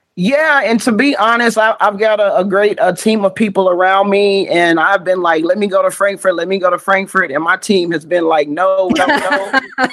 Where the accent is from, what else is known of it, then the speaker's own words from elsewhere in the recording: Richmond, Kentucky, United States; now in Louisville, United States; I live in Louisville, but I'm from Richmond, Kentucky